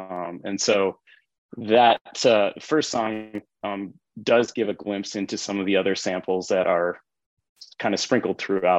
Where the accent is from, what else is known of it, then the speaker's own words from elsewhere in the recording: Tonga; now in United States; Again, I was an immigrant from Tonga.